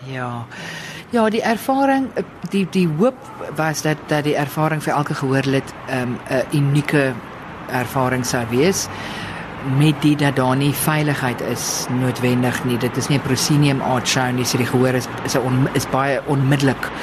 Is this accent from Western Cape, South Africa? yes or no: yes; Stellenbosch, Western Cape, South Africa; ek het op Stellenbosch groot geword